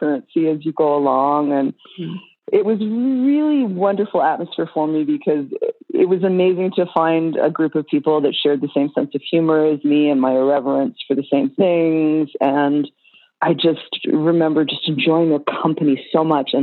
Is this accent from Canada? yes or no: yes; Toronto, Ontario, Canada; moved away; back in Canada where I'm from. I'm from Toronto